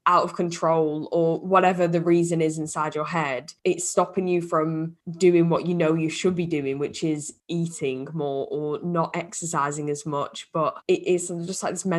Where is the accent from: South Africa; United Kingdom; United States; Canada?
United Kingdom; now in Liverpool, United Kingdom